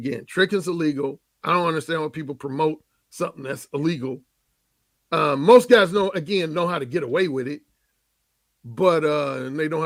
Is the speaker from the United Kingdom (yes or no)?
no; Gary, Indiana, United States; also born or lived in Mississippi; my hometown of Gary, Indiana